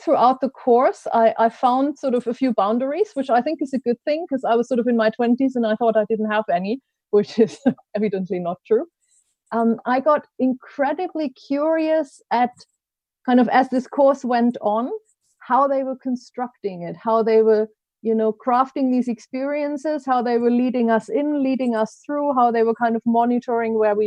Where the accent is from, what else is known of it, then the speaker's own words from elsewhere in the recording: Germany; English is a second language; moved away as an adult; also born or lived in Switzerland / Ecuador / Japan / United States; now in United Kingdom; I grew up in Germany, in case you're trying to place my best of accent.